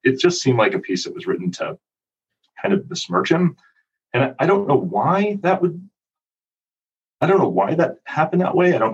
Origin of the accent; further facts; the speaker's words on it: Cleveland, Ohio, United States; I grew up with Jared in Cleveland